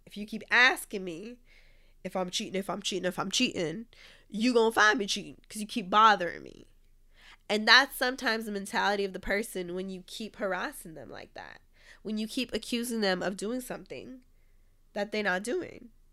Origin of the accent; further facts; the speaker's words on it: California, United States; my home state, like I'm from California